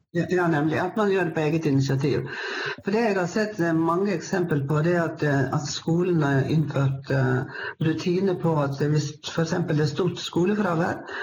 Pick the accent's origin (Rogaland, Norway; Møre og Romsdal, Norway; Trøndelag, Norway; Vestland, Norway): Vestland, Norway; Sogn, Western Norway; moved away as an adult; now in Lillehammer, Norway; Jeg kom fra Vestlandet, jeg kom fra Sogn, men eh, har bodd på Lillehammer nå i ca. 25 år